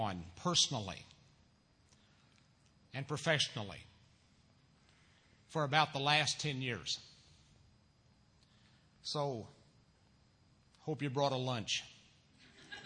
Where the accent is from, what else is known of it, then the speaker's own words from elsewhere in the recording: Missouri, United States; moved away as an adult; also born or lived in Bellevue, Nebraska; now in Illinois, United States; My senior year in high school, back in my home state of Missouri